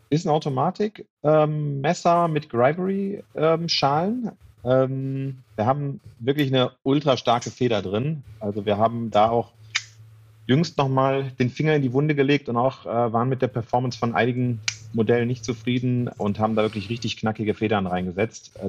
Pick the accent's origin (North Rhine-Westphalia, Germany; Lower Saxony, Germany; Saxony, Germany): North Rhine-Westphalia, Germany; Mönchengladbach; ich komme aus Mönchengladbach.